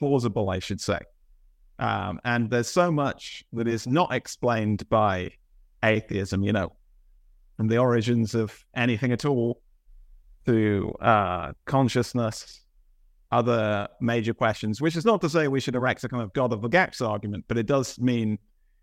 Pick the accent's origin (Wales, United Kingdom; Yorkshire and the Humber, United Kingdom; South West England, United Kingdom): South West England, United Kingdom; Bath; So I grew up in Bath in England